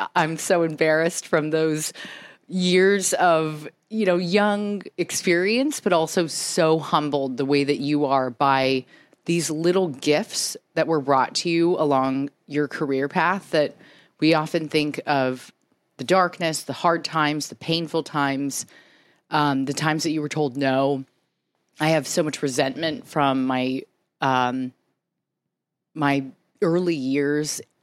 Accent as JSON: {"language": "English", "town": "San Diego", "region": "California", "country": "United States", "also_born_or_lived": "New York", "moved": "as an adult", "said": "I'm from San Diego originally"}